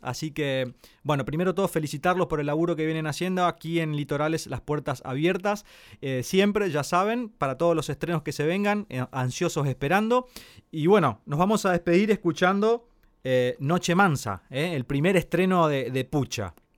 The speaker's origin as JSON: {"language": "Spanish", "region": "Corrientes", "country": "Argentina", "said": "siendo correntino"}